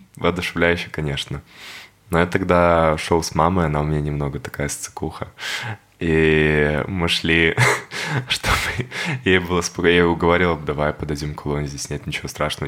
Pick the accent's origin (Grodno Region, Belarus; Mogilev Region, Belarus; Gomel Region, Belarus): Mogilev Region, Belarus; Babruysk; moved away; also born or lived in Minsk; я родился в Бобруйске